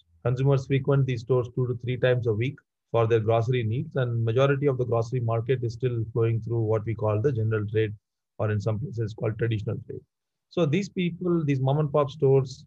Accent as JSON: {"language": "English", "town": "Madurai", "region": "Tamil Nadu", "country": "India", "tie": "born or raised there", "moved": "yes", "said": "I come from a deep southern town called Madurai"}